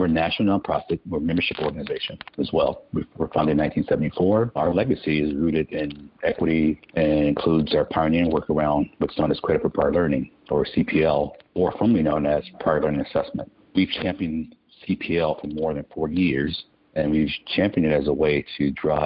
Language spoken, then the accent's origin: English; Milwaukee, Wisconsin, United States; moved away as an adult; also born or lived in Southwest Pennsylvania; I ran the workforce system in my hometown, Milwaukee, Wisconsin.